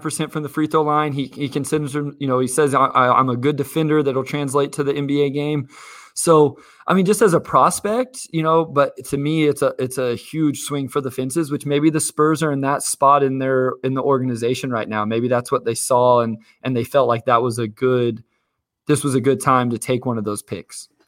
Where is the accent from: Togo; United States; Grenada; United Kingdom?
United States; Kansas; I'm from Kansas